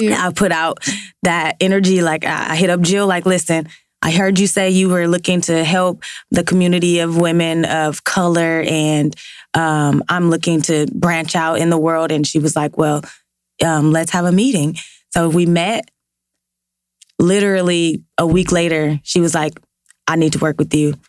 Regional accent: Los Angeles, California, United States; working in South LA, growing up in South LA.

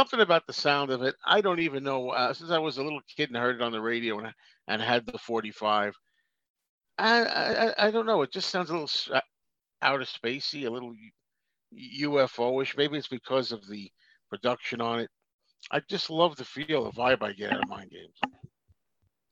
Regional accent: New York, United States; I was from New York and I've been in the city many times in the Greenwich Village.

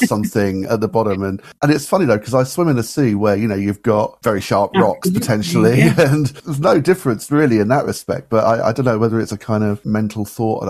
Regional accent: Cornwall, South West England, United Kingdom; moved away as an adult; also born or lived in London; I was raised in Cornwall, then had 25 years plus in London

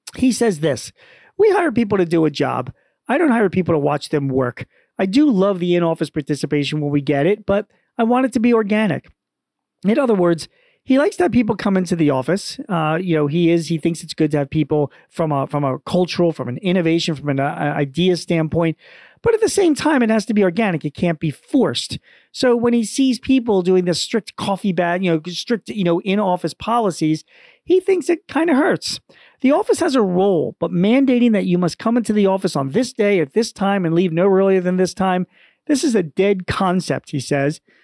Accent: Philadelphia, Pennsylvania, United States; my hometown, N B C Philadelphia dot

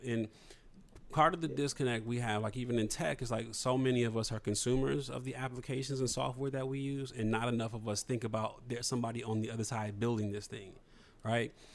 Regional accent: Toledo, Ohio, United States; I'm from Toledo, which is like you know half an hour, forty five minutes from where you're from, in Detroit

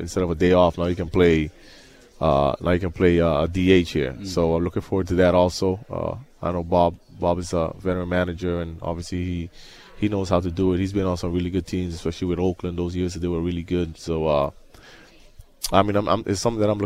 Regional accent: Aruba; moved away; I'm from Aruba, so I speak different languages

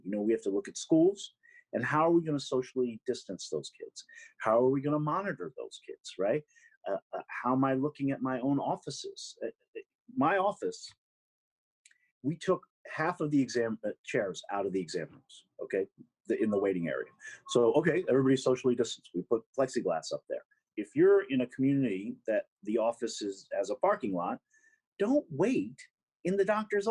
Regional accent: New York City, New York, United States; I'm a New Yorker through and through

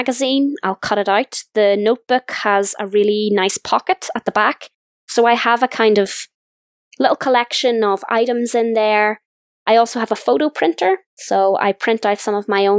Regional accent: Northern Ireland, United Kingdom; I'm from Northern Ireland

